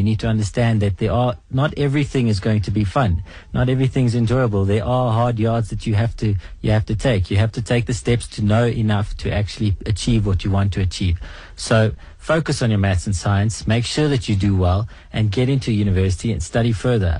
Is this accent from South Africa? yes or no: yes; South Africa; we're South African